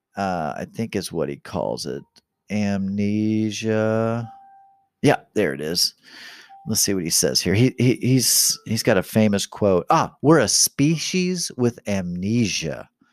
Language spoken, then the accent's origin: English; Kansas City, Missouri, United States; I was born here in America, in, in Kansas City